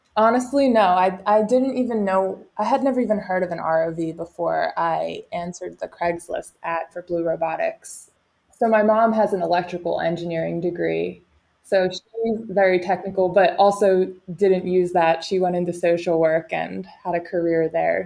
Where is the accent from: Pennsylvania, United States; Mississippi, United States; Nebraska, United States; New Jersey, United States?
New Jersey, United States; Cape May; moved away as an adult; also born or lived in California; So, I am from Cape May, New Jersey. So, grew up at the beach